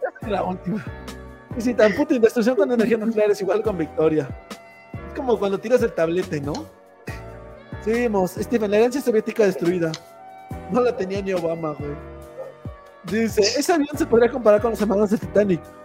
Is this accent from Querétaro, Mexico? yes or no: no; Tlaxcala, Mexico; yo soy de Tlaxcala